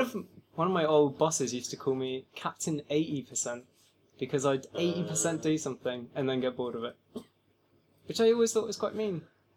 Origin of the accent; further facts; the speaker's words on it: Brighton, South East England, United Kingdom; I mean, I really did all my learning on the streets, but of Brighton.